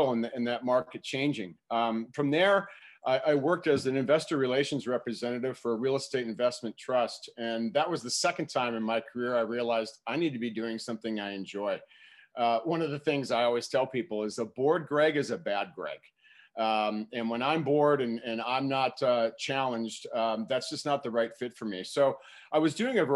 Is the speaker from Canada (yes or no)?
no; Minneapolis, Minnesota, United States; moved away as an adult; also born or lived in Madison, Wisconsin; I'm originally from Minneapolis, Minnesota. I still reside in Minneapolis